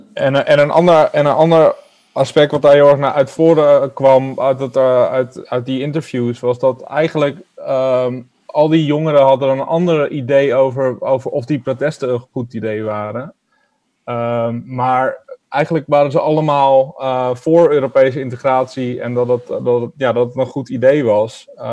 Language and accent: Dutch; Netherlands; als Nederlander